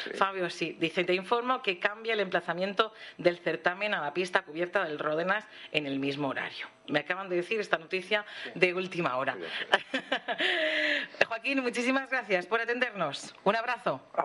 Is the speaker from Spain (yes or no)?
yes; Bullas, Region of Murcia, Spain; en Bullas, pues somos Bullas